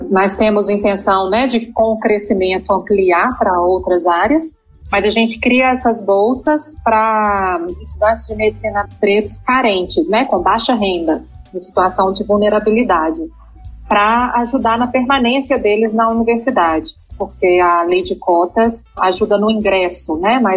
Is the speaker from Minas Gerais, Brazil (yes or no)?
yes; Belo Horizonte, Minas Gerais, Brazil; moved away as an adult; also born or lived in Salvador; now in São Paulo, Brazil; Eu sou mineira, nasci em Belo Horizonte, fiz faculdade lá na UFMG.